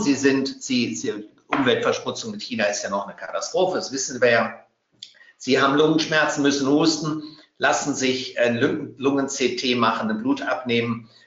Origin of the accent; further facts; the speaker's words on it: Bavaria, Germany; als Bayer